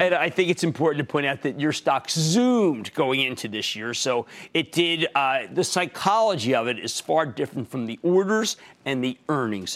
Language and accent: English; Pennsylvania, United States; my home state of Pennsylvania